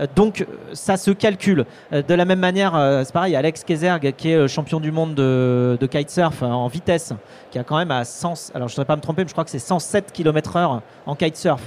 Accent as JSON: {"language": "French", "area": "Vendée", "region": "Pays de la Loire", "country": "France", "tie": "born or raised there", "said": "je suis vendéen, hein, tu vois, je suis j'ai grandi en Vendée entre des vaches et des moutons"}